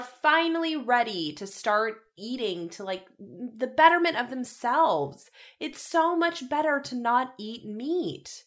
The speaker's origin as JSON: {"language": "English", "region": "Colorado", "country": "United States", "said": "I come from Colorado"}